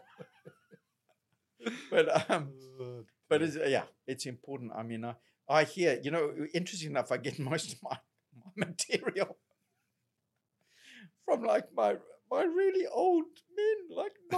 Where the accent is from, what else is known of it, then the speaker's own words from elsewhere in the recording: Zimbabwe; moved away; they hear my accent, oh, you're from South Africa. I'm Zimbabwean